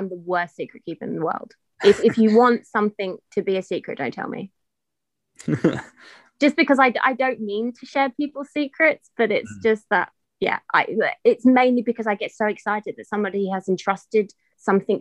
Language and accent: English; England, United Kingdom; accent: English